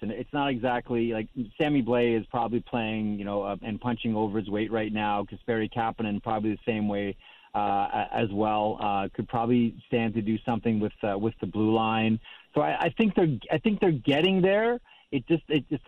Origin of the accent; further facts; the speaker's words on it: Canada; as a Canadian